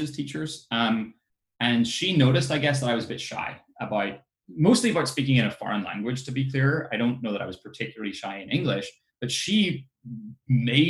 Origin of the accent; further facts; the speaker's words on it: Ireland; I grew up in Ireland